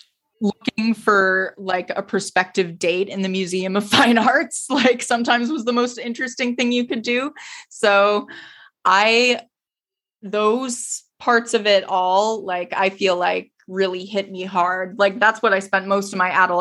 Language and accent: English; Boston, Massachusetts, United States; moved away as an adult; now in New York, United States; I'm from Boston.